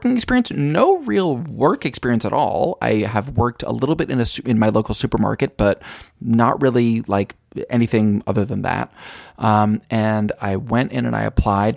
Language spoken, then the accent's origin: English; Albany, New York, United States; moved away; my hometown Albany